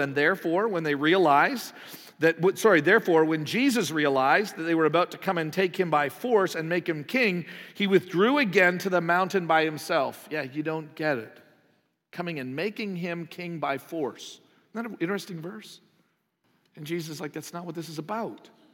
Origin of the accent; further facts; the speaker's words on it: Canada; moved away; I'm from Canada